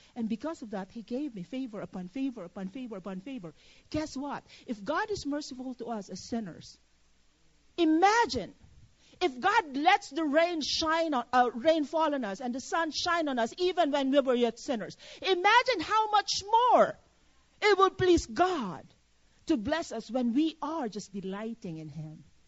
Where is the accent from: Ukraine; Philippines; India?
Philippines; now in United States; I'm a Filipino citizen